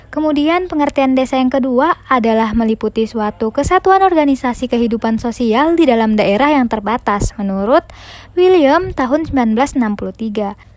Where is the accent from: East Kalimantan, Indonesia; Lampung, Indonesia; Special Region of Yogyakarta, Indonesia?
East Kalimantan, Indonesia; Tanah Grogot; Kemudian lanjut membahas mengenai potensi desa di daerah saya. Berlokasi di Tanah Grogot adalah sebuah kecamatan di Kabupaten Pasir, Kalimantan Timur, Indonesia.